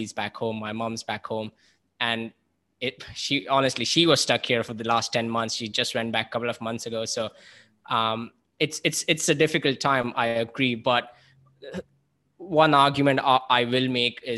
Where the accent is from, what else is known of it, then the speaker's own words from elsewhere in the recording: India; moved away; as someone sitting here as an Indian, my family's back home